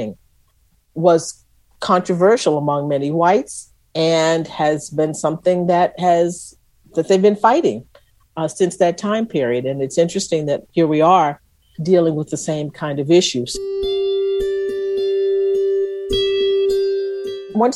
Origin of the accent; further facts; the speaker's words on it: Texas, United States; I was from Texas